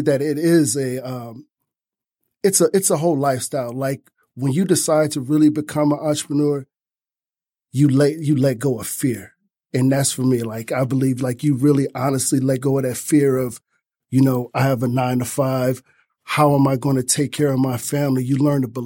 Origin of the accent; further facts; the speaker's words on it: Detroit, Michigan, United States; Growing up on East Side Detroit